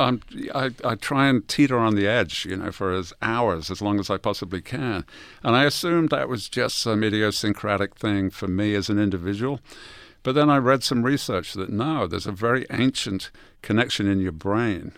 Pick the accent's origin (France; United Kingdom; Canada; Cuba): United Kingdom; England; moved away; I'm from England.